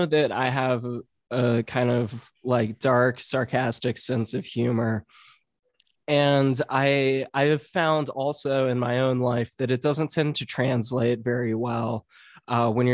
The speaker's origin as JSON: {"language": "English", "country": "United States", "said": "I'm American"}